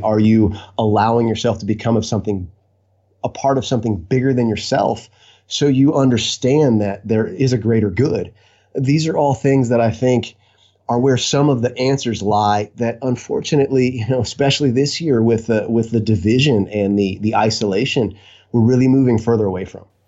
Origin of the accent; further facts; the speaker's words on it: Lakeland, Florida, United States; now in Vero Beach, United States; I was uh, born and raised in Lakeland, Florida. Uh, been been a Floridian my entire life